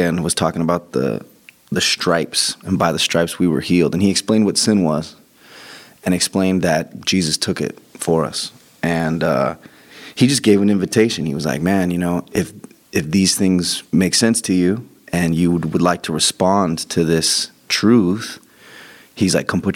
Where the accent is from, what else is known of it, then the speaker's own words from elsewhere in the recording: Joshua Tree, California, United States; I grew up in Joshua Tree